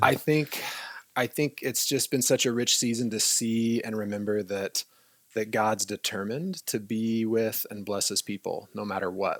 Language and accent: English; California, United States; now in Newberg, United States; I'm from California originally